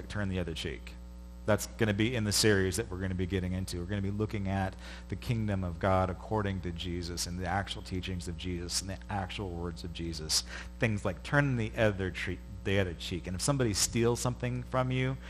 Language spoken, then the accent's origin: English; United States; as an American